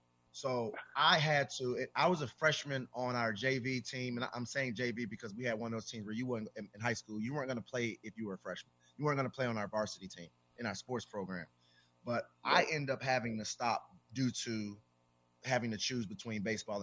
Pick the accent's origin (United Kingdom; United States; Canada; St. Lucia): United States; Louisiana; I'm from Louisiana